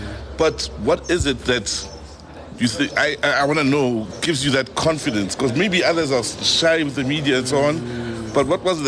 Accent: South Africa; We are South African.

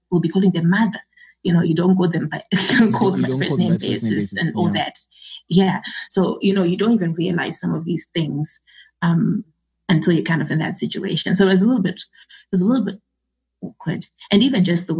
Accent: Zimbabwe; I'm from Zimbabwe.

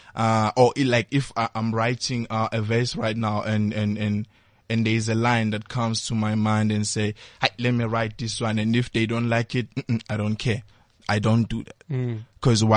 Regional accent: Port Shepstone, KwaZulu-Natal, South Africa; now in Johannesburg, South Africa; I'm from South Coast.

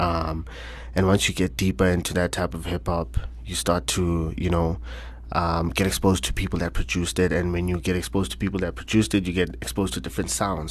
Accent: Soweto, Gauteng, South Africa; born and raised in Soweto, Orlando West, to be specific

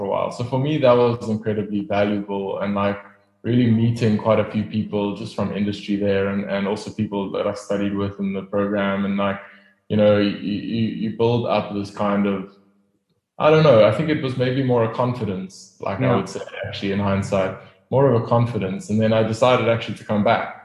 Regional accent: Pretoria, Gauteng, South Africa; moved away as an adult; now in Cape Town, South Africa; I grew up in Pretoria. Not a great place, don't go there. I left as soon as I could.

